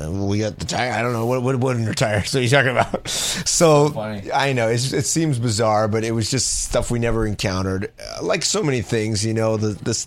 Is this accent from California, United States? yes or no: yes; Los Angeles, California, United States; also born or lived in San Diego; I grew up in Los Angeles, and then my family moved right before I went into junior high